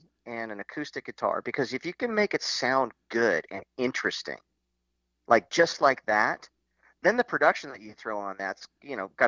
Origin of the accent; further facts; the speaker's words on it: Los Angeles, California, United States; Matthew and I grew up in Hollywood